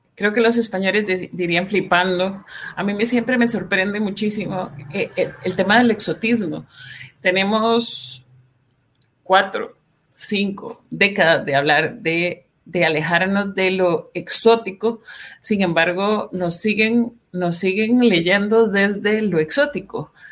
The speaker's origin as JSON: {"language": "Spanish", "country": "Costa Rica", "said": "soy periodista costarricense"}